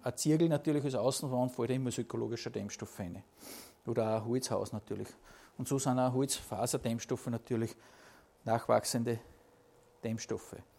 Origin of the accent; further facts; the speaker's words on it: Upper Austria, Austria; bei uns in Oberösterreich